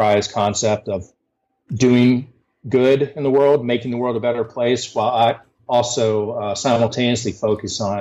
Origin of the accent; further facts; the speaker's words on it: Huntington, West Virginia, United States; moved away as an adult; also born or lived in Charlotte, North Carolina; come back to West Virginia, to my hometown of Huntington, West Virginia